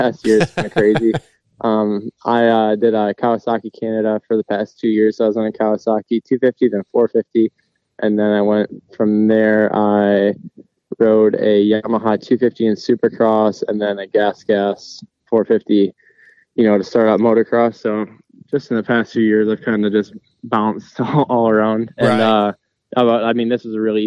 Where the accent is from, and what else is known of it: Michigan, United States; born or raised there